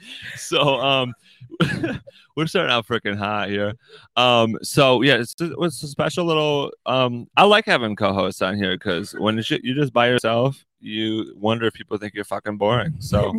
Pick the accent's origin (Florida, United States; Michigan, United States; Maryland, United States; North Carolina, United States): Michigan, United States; we're from Michigan. But Grand Haven is fucking on the coast of Michigan, baby. West Michigan.